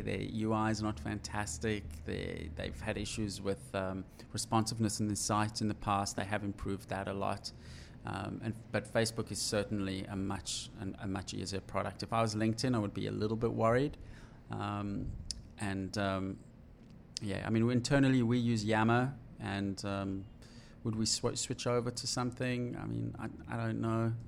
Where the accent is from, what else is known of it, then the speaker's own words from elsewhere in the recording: South Africa; When I was growing up in South Africa